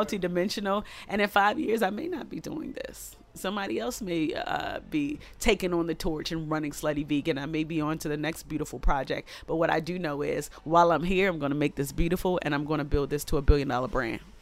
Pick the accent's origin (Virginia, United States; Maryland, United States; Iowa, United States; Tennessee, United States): Maryland, United States; Baltimore; I am a girl from East Baltimore who comes from humble beginnings with Caribbean